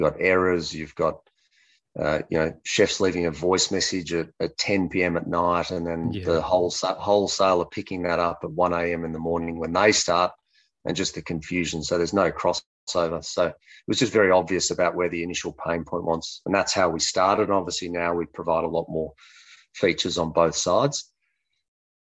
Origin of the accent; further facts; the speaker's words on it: Melbourne, Victoria, Australia; also born or lived in Santiago, Chile; I'm from Melbourne, Australia, but was living in Santiago in Chile in South